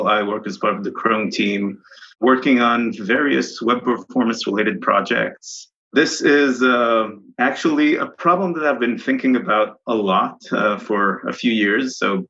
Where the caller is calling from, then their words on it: France; From France.